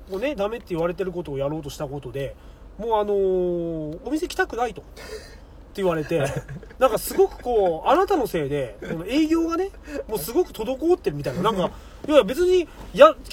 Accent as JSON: {"language": "Japanese", "region": "Nagasaki", "country": "Japan", "tie": "born or raised there", "moved": "yes", "said": "僕長崎のまるとこなんですよ"}